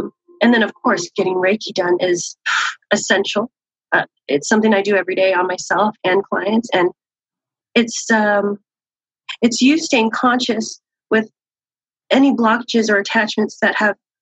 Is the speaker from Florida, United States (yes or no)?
no; San Diego, California, United States; born and raised in San Diego